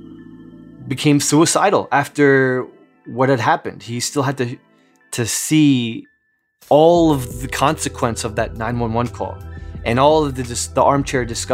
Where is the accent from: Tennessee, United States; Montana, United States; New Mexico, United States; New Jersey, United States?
New Jersey, United States; Newark; I grew up in Newark, New Jersey